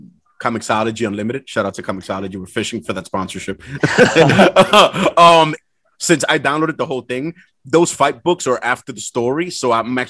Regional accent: New York, United States; as a New Yorker

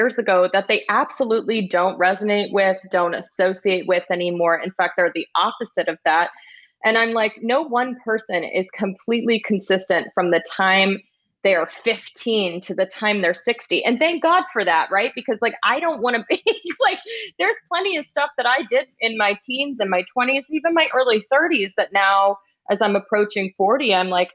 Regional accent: Texas, United States; I grew up in Texas

